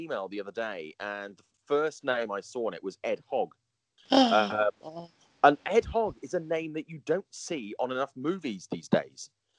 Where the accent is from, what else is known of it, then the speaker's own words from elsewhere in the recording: United Kingdom; accent: British; moved away as an adult; now in United States; I've been here for a number of years now, but I've never. In fact, actually, I think my British accent has got stronger since I've been here.